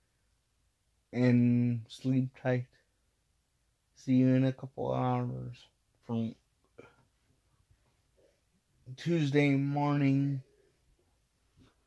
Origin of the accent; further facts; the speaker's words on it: Midwest, United States; moved away; I came from the Midwest. That the Midwest is my city. The Midwest is my state. The Midwest is my area